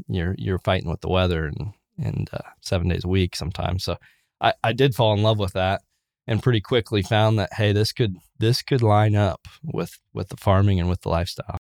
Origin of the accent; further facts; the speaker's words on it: Wabash County, Indiana, United States; I was born in Wabash County, Indiana, so up north of Indianapolis, about two hours, um, farm family.